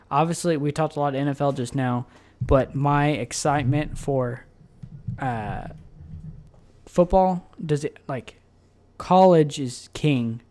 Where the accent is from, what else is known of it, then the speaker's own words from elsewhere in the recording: Tulsa, Oklahoma, United States; we're from Tulsa.